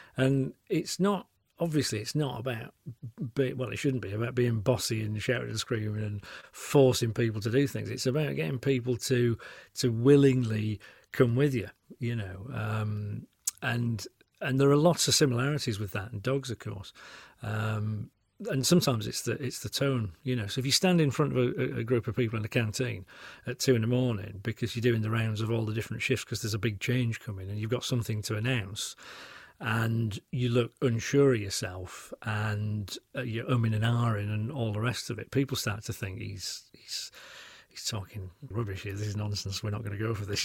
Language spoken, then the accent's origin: English; Yorkshire and the Humber, United Kingdom; moved away as an adult; now in Cotswolds, United Kingdom; I'm famously a Yorkshireman